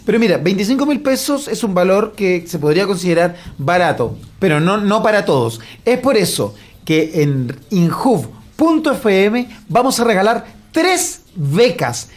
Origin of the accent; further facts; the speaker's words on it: Lota, Biobío, Chile; Yo soy de Lota, viví toda mi vida en Lota, mis padres son de Lota